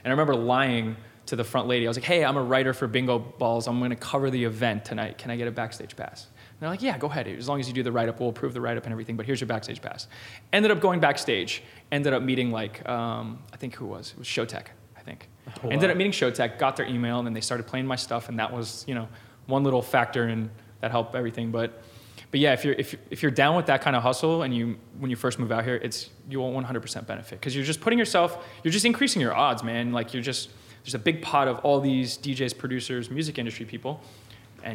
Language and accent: English; Orlando, Florida, United States; moved away as an adult; now in Los Angeles, United States; my hometown in Orlando